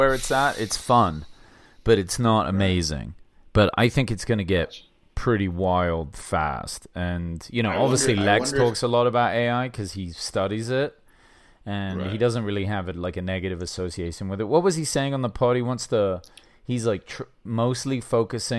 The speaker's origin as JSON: {"language": "English", "region": "England", "country": "United Kingdom", "moved": "yes", "lives_now": "United States", "said": "I'm still English"}